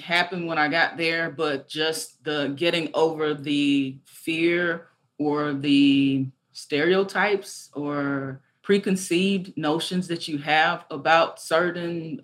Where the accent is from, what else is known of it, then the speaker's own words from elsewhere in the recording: Arkansas, United States; also born or lived in Nashville, Tennessee; growing up in Arkansas, I used to travel with my family quite a bit